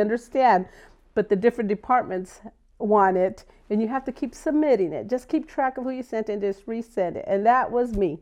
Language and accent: English; Buckeye, Arizona, United States; Buckeye, Arizona